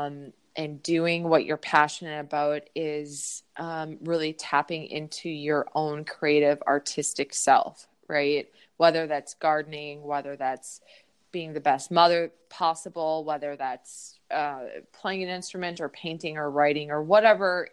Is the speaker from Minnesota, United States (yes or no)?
yes; Minneapolis, Minnesota, United States; I'm from Minneapolis, Minnesota.